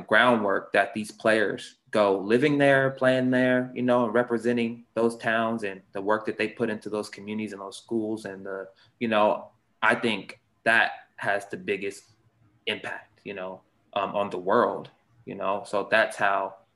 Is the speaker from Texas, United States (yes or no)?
yes; Houston, Texas, United States; moved away; also born or lived in Seattle, Washington; I grew up in Texas, Houston, Texas. I was born in Houston, Texas.